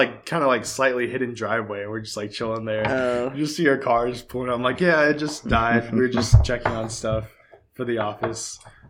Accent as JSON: {"language": "English", "town": "Edmond", "region": "Oklahoma", "country": "United States", "said": "I'm from Edmond."}